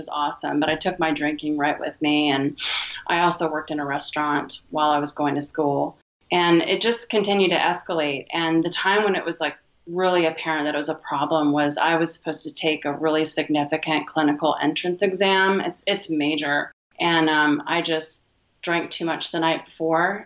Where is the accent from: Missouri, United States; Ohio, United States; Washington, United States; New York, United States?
Washington, United States; Vancouver; I'm from Vancouver, Washington, USA.